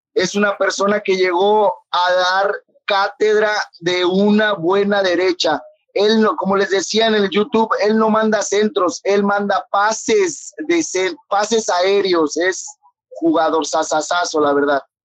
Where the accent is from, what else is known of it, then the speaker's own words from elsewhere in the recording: Quintana Roo, Mexico; now in Laredo, United States; soy de Quintana Roo, pero vivo en Laredo, Texas